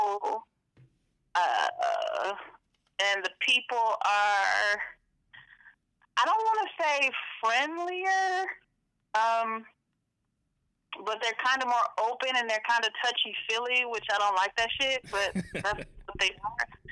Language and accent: English; Detroit, Michigan, United States; now in Atlanta, United States; I'm from the east side of Detroit, 6 miles